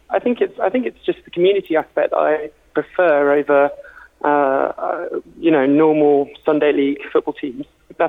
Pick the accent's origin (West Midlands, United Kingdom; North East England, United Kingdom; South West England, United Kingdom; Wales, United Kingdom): South West England, United Kingdom; Somerset; now in London, United Kingdom; I'm from Somerset